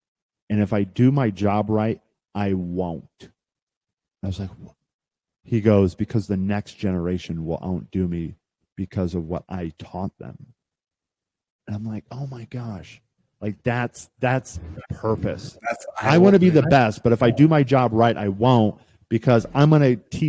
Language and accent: English; Midwest, United States; I grew up in the Midwest and it was sort of instilled in me like we don't charge people, Zach.